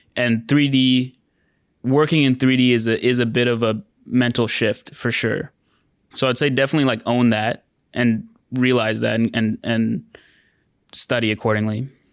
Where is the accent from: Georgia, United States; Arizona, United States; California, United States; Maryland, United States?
California, United States; San Diego; now in Bay Area, United States; I grew up in San Diego